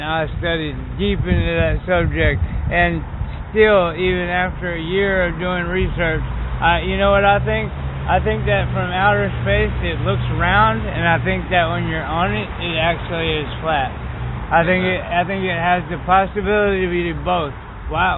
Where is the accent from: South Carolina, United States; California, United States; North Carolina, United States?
North Carolina, United States; I was an atheist from North Carolina